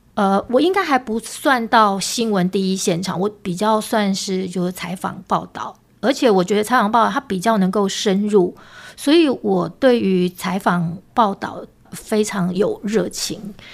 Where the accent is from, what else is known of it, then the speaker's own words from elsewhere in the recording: Hualien, Hualien County, Taiwan; 因为我是花莲人，出生成长就求学的阶段都是在花莲